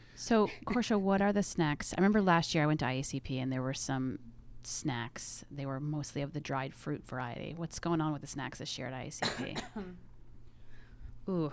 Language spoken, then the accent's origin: English; upstate New York, United States; I grew up upstate New York